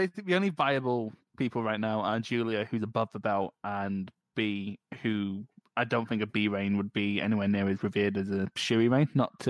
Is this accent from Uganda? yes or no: no; Philippines; I'm technically from the Philippines.